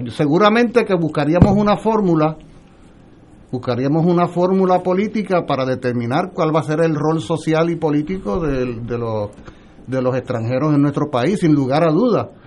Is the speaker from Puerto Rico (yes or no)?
yes; Puerto Rico; also born or lived in Mexico